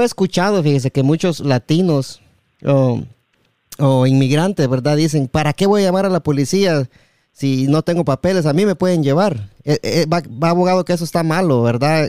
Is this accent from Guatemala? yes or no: yes; Guatemala; guatemalteco como yo